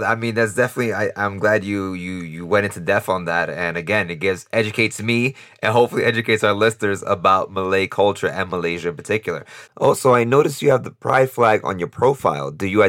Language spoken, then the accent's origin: English; United States; Me, I'm from the States, America